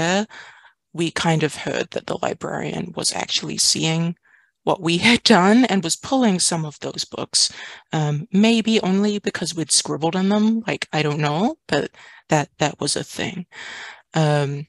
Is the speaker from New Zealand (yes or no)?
yes; New Zealand; moved away as an adult; also born or lived in Washington, United States; now in San Francisco, United States; I grew up in Aotearoa, New Zealand.